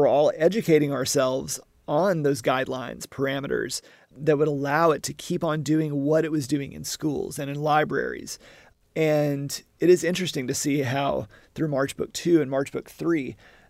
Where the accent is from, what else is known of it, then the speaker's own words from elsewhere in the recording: Southern United States, United States; But also, yeah, being a Southerner and being geographically very familiar with Alabama, Tennessee, Mississippi